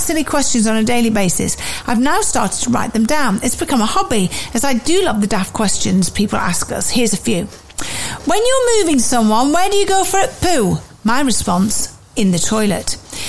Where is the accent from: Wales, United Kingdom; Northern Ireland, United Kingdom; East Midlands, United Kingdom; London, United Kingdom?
East Midlands, United Kingdom; Wellingborough; I'm from Wellingborough in Northamptonshire, where they make shoes, which is what we're most famous for.